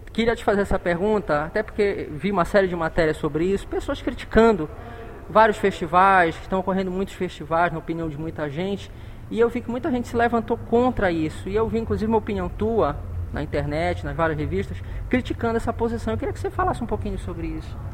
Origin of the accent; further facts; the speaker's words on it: Pará, Brazil; todos nós paraenses